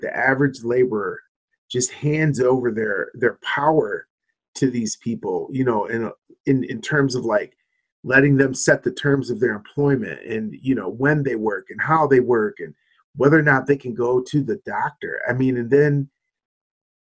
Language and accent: English; Michigan, United States; now in Arizona, United States; my home state